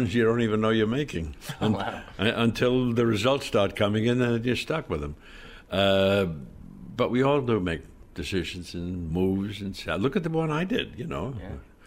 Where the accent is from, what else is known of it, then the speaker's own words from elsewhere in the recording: New York, United States; I came from New York